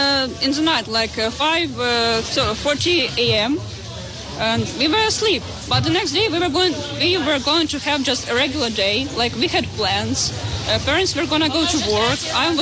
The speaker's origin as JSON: {"language": "English", "region": "Kyiv Oblast", "country": "Ukraine", "moved": "yes", "said": "I am from Kyiv Oblast."}